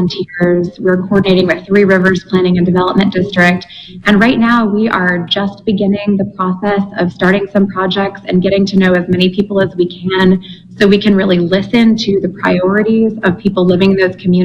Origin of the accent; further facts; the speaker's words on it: Richmond, New York, United States; moved away as an adult; now in Oxford, Mississippi, United States; I grew up in New York